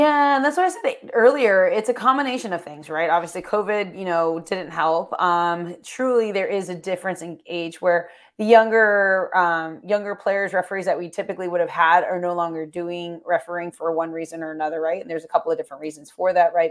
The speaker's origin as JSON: {"language": "English", "region": "Florida", "country": "United States", "said": "I'm from Florida"}